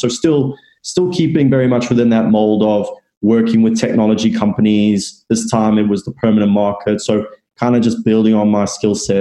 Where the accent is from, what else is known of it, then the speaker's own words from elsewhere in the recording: South Africa; moved away as an adult; now in London, United Kingdom; I'm originally from South Africa, and I moved over to London roughly 4 years ago.